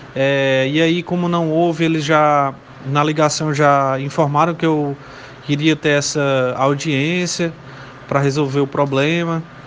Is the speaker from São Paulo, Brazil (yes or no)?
no; Morada Nova, Ceará, Brazil; eu sou do interior, da cidade de Morada Nova